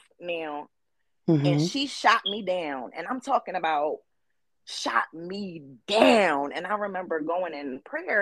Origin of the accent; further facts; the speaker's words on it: Philadelphia, Pennsylvania, United States; I am from West Philadelphia, born and raised